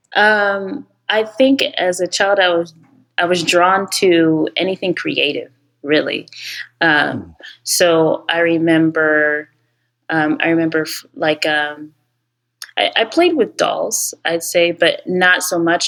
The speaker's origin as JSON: {"language": "English", "region": "Ohio", "country": "United States", "tie": "born or raised there", "also_born_or_lived": "New York", "moved": "as an adult", "said": "I'm actually Nigerian. Um, I was born and raised in Ohio"}